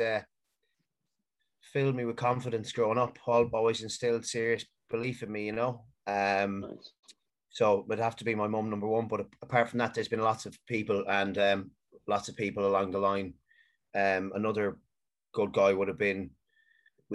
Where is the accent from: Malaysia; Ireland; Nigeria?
Ireland; Galway, Connacht; also born or lived in Manchester, United Kingdom; I lived in Manchester until I was 10, and then I moved to Galway